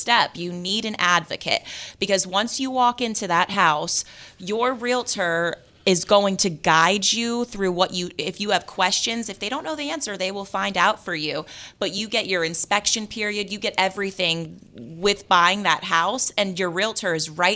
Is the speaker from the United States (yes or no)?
yes; Las Vegas, Nevada, United States; moved away; I'm from Las Vegas